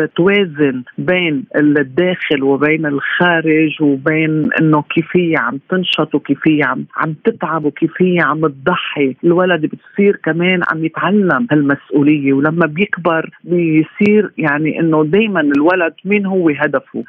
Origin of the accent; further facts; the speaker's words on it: Lebanon; عندنا في لبنان